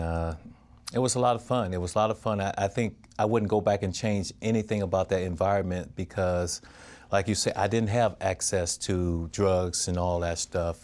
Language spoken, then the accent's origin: English; Crawford, Mississippi, United States; growing up in Crawford, Mississippi, it's just like all family